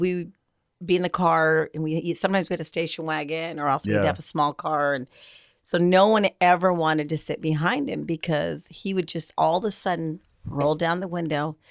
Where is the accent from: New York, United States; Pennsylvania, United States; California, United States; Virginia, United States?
California, United States; Southern; I've been born and raised in Southern California most of my life, I lived there